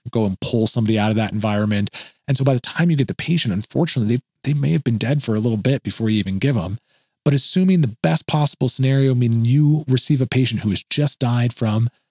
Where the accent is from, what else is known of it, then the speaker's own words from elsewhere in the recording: Oregon, United States; moved away; Back in my home state of Oregon, there is a very famous paper mill by where I live